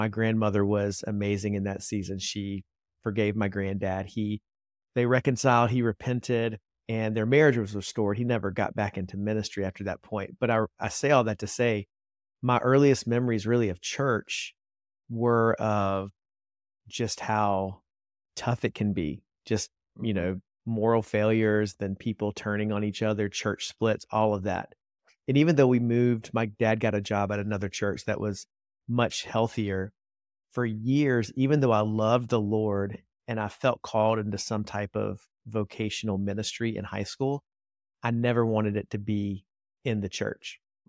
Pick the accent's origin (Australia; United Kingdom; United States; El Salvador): United States; Columbia, South Carolina; now in Charlotte, United States; So I grew up in Columbia, South Carolina.